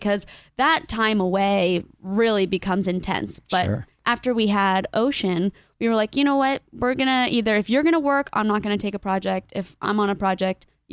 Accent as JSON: {"language": "English", "town": "Ocala", "region": "Florida", "country": "United States", "tie": "born or raised there", "also_born_or_lived": "Miami, Florida / Colombia (ancestry)", "moved": "yes", "lives_now": "Maui, United States", "said": "I grew up in Florida"}